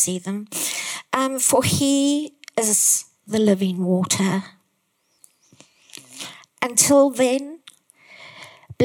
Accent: Zimbabwe; I come from Zimbabwe

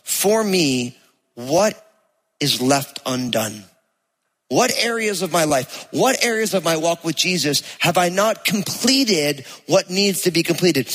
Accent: New Jersey, United States; accent: Jersey; my Jersey accent

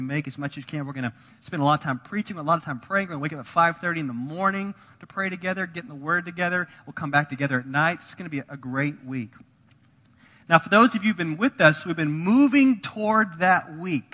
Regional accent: United States; If you were born or raised in America

